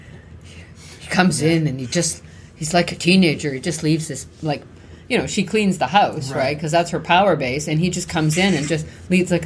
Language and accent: English; Canada; we're Canadian.